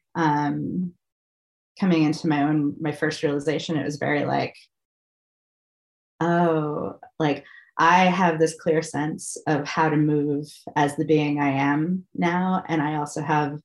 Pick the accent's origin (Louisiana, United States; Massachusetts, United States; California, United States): Massachusetts, United States; moved away; I'm originally from Massachusetts